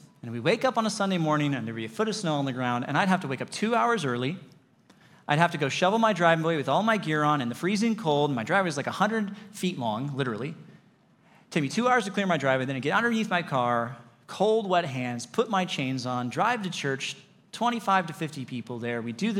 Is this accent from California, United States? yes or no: yes; Lake Arrowhead, California, United States; I grew up in the mountains. I grew up in Lake Arrowhead, and I learned to drive in the mountains on those crazy, turny, twisty, switchbacky roads.